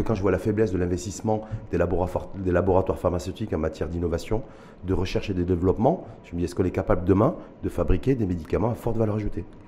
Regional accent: Morocco; chez nous au Maroc

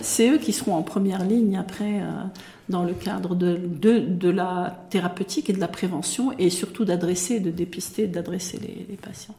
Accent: Morocco; chez nous, au Maroc

